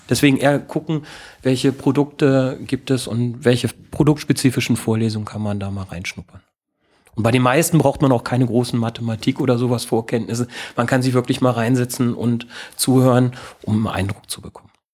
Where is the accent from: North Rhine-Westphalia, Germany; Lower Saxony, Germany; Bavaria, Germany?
Lower Saxony, Germany; moved away; Ich komme ähm, aus Niedersachsen, aus vom, meine Eltern haben einen landwirtschaftlichen Betrieb